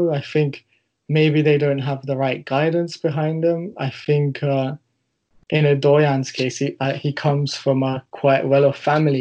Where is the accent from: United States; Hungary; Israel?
Hungary; Budapest; I remember growing up in Hungary and Budapest